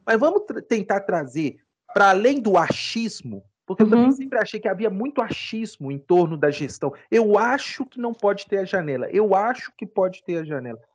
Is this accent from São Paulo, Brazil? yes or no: no; Ouro Preto, Minas Gerais, Brazil; eu sou ouro pretano, eu nasci em Ouro Preto, estudei direito aqui